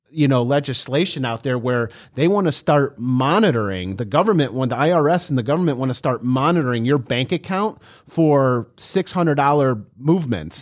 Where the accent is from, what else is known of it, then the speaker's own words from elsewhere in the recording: Cleveland, Ohio, United States; we're from Ohio